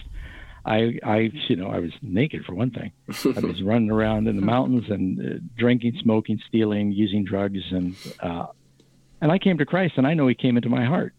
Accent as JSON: {"language": "English", "town": "New York City", "region": "New York", "country": "United States", "tie": "born or raised there", "moved": "yes", "said": "I grew up in New York City going to public school."}